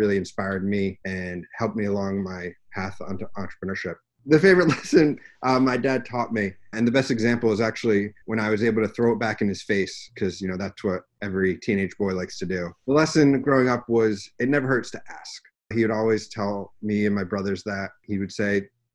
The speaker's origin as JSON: {"language": "English", "region": "Rhode Island", "country": "United States", "said": "I'm from Rhode Island originally"}